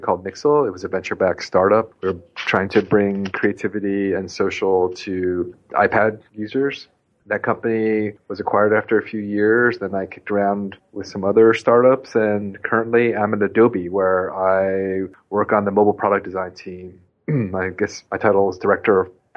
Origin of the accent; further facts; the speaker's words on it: United States; moved away as an adult; also born or lived in Southern California / New York; I grew up on the East Coast near Washington, D.C.